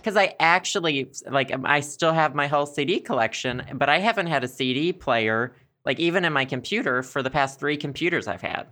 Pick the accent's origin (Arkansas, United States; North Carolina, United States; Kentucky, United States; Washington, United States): Arkansas, United States; accent: Southern; also born or lived in Philadelphia, United States; my especially Southern accent